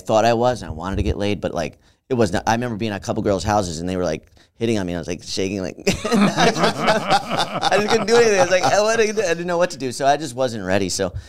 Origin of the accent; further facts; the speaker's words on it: Albany, New York, United States; Upstate New York.